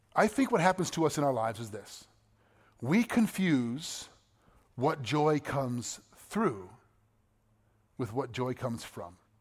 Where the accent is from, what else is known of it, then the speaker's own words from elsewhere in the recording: United States; I'm an American. Proud to be an American.